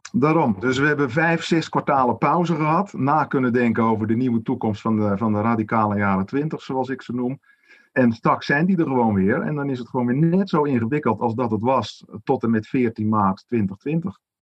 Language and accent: Dutch; Netherlands; wij als Nederlanders